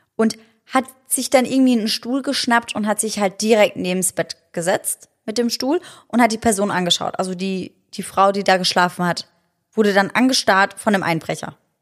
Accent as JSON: {"language": "German", "country": "Germany", "said": "bei uns in Deutschland"}